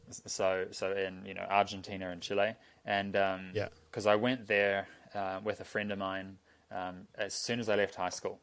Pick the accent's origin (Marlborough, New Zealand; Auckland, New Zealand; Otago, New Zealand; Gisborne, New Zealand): Auckland, New Zealand; I grew up in Auckland